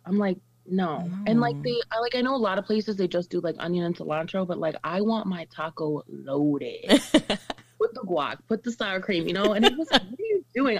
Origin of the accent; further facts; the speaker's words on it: El Paso, Texas, United States; moved away as an adult; now in Chicago, United States; I live in Chicago, gang. I'm originally from El Paso, but I moved out here almost 2 years ago to the day, pretty much.